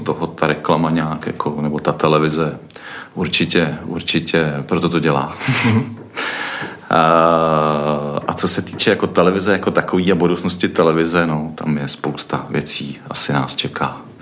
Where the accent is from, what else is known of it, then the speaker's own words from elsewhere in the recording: Czechia; my jsme Češi